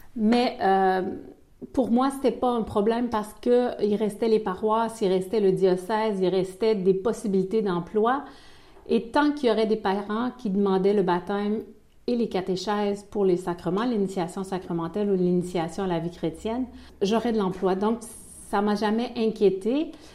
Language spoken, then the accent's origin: French; Quebec City, Quebec, Canada; accent: Québécois; moved away as an adult; also born or lived in Ivory Coast; now in Belgium